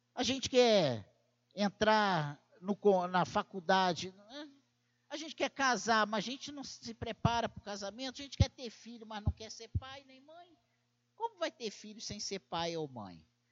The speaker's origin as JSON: {"language": "Portuguese", "town": "Barbacena", "region": "Minas Gerais", "country": "Brazil", "tie": "born or raised there", "said": "quando eu era criança, lá em Barbacena"}